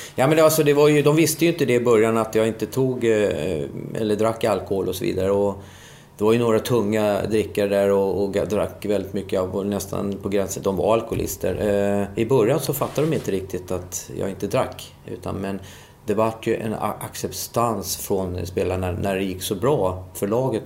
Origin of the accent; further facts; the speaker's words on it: Solna, Stockholm County, Sweden; moved away as an adult; also born or lived in England; jag är född i Solna.